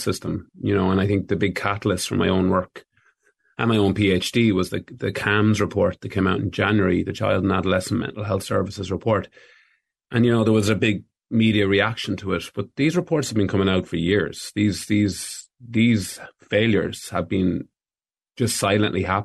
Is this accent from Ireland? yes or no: yes; Ireland; we've proven ourselves as Irish people